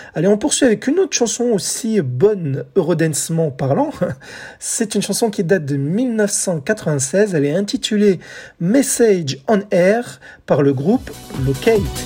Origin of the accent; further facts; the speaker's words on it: France; chez nous en France